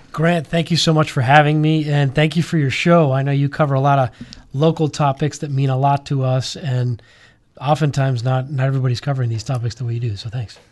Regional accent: Miami, Florida, United States; I grew up here in Miami. uh, elementary, middle, high school, uh, Cuban American.

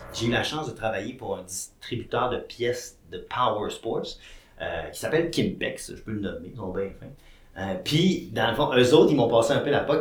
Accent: Quebec, Canada; j'étais un petit gars originaire du Saguenay-Lac-Saint-Jean

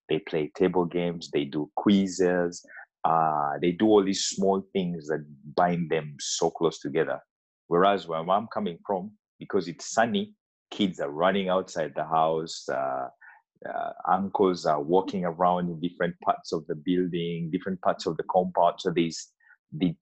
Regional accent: Uganda; now in Denmark; I come from Uganda, which is an East African country.

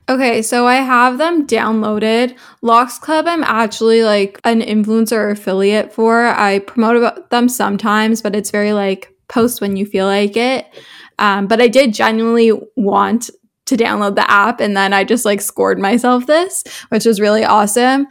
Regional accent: Toronto, Ontario, Canada; I'm twenty-one years old from Toronto, Canada, so I'm a Canadian, but my family is actually originally from South Africa

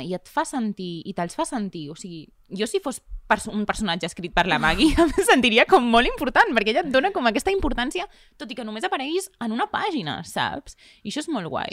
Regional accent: Riells, Catalonia, Spain; El meu poble, a Riells

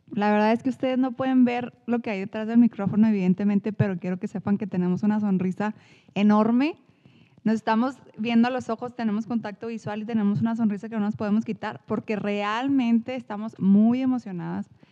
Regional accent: Chihuahua, Mexico; accent: norteño; soy mexicana, soy de Chihuahua

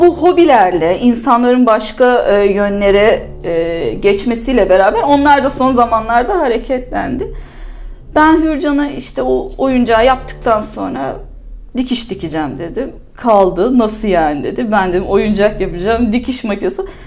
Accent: İzmir, Turkey; bir İzmirli olarak da İzmir'i de seven biri olarak da ve burada yaşamaktan keyif alıyorum.

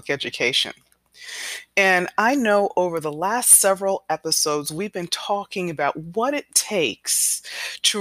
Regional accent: New York, United States; I was born here in New York, so I was born as a U.S. citizen

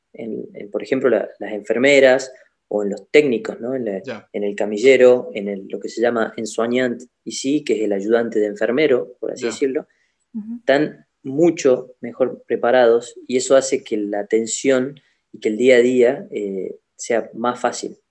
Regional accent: Salta, Argentina; now in Lyon, France; soy nacido en Salta, Argentina

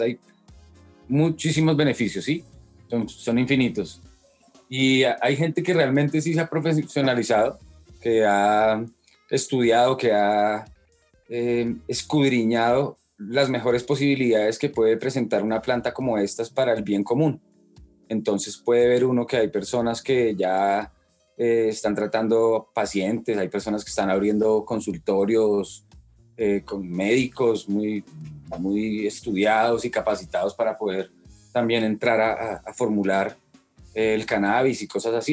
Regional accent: Bogotá, Colombia; yo soy de Bogotá. Ajá. Eh, nací en el 76 barrio normal de Bogotá

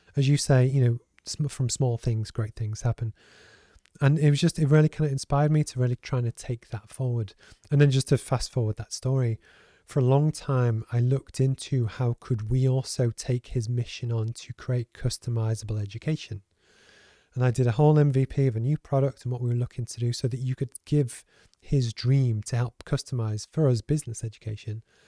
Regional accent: Liverpool, North West England, United Kingdom; I grew up in the Northwest, as you know, so in Liverpool, and I was raised by a single parent.

